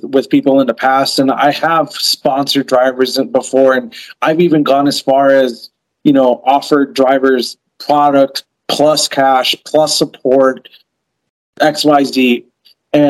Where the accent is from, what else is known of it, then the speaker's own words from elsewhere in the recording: East Coast, United States; moved away; also born or lived in New York / New Jersey / Pennsylvania; I'm from the East Coast originally, and I've lived in my car through New York and New Jersey and Pennsylvania winters